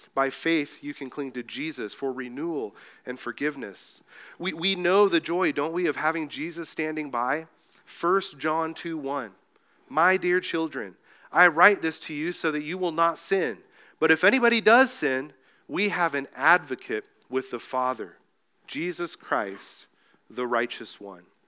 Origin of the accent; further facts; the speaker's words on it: Mexico; moved away; also born or lived in Escondido, California; I grew up in Mexico